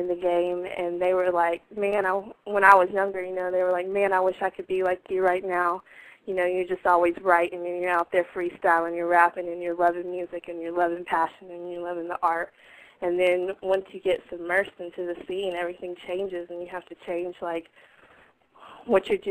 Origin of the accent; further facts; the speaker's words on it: Asheville, North Carolina, United States; moved away as an adult; now in Baltimore, United States; I'm always repping North Carolina. I'm actually hail from Asheville